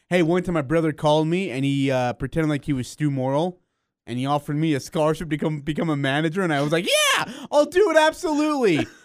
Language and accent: English; India; Okay, so he's from California. I'm from India.